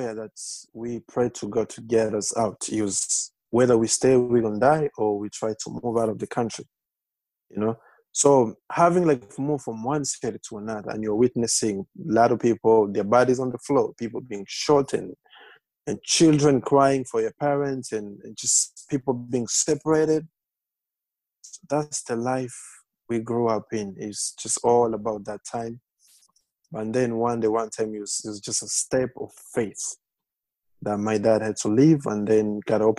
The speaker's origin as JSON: {"language": "English", "town": "Bukavu", "region": "South Kivu", "country": "DR Congo", "tie": "born or raised there", "also_born_or_lived": "Lynchburg, Virginia", "moved": "yes", "lives_now": "United States", "said": "I was born in the Congo. I have 5 sisters and 3 brothers, so we are 9. And we were born in the east part of Congo, that's Bukavu, and just close to Rwanda."}